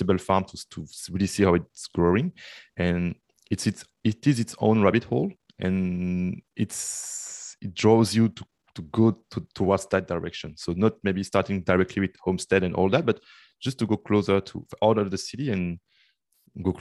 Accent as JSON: {"language": "English", "town": "Brussels", "region": "Brussels-Capital Region", "country": "Belgium", "moved": "as an adult", "lives_now": "Canada", "said": "I'm from Belgium, Brussels. This is where I lived. Then I moved to Canada for the studies."}